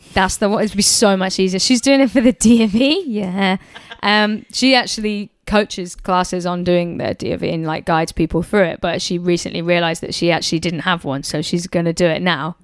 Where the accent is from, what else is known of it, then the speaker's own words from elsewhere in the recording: United Kingdom; being a British person